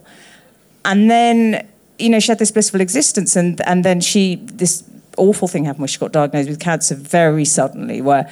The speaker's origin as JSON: {"language": "English", "region": "London", "country": "United Kingdom", "tie": "born or raised there", "said": "we both grew up in North London"}